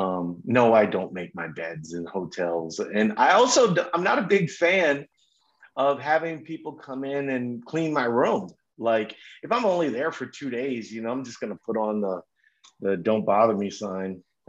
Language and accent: English; Minnesota, United States; I'm from Minnesota, you know, so I live in Minnesota most of the year.